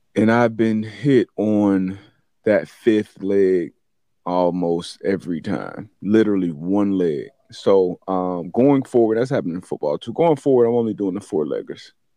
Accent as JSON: {"language": "English", "region": "South Florida", "country": "United States", "said": "been a South Florida long, long, long, long thirty plus year time, uh, resident"}